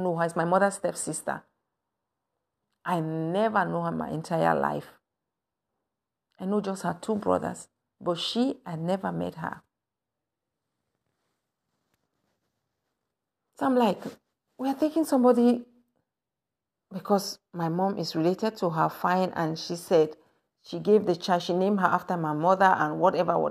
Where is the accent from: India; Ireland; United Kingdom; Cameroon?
Cameroon; Anglophone Cameroon; moved away; I come from the English side.